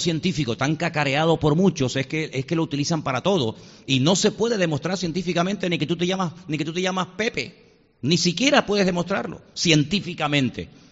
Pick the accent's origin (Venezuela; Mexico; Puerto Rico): Venezuela; nací en Venezuela